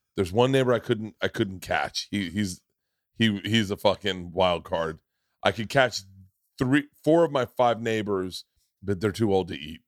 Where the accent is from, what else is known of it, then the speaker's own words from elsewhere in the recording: Florida, United States; I grew up in Florida